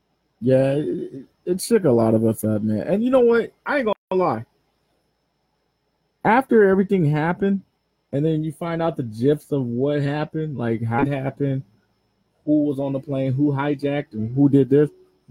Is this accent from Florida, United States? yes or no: no; Los Angeles, California, United States; I'm from Watts.